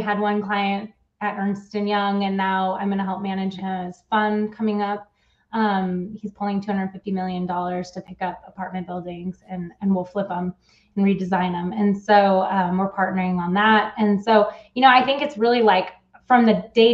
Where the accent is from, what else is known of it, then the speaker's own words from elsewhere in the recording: California, United States; also born or lived in Switzerland / San Diego / Bay Area; I actually am from California